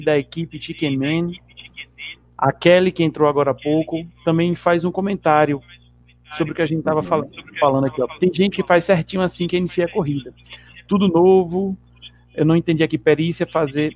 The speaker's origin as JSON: {"language": "Portuguese", "region": "Pernambuco", "country": "Brazil", "moved": "yes", "said": "nosso conterrâneo que eu sou pernambucano também"}